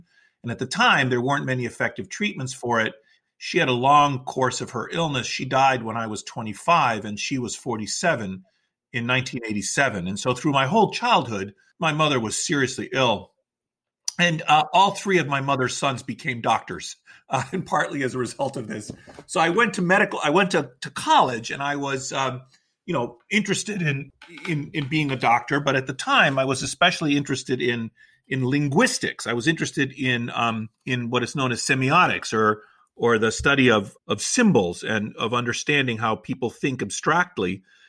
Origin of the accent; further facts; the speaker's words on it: Washington, District of Columbia, United States; my parents immigrated from Greece. I was raised in Washington, D.C.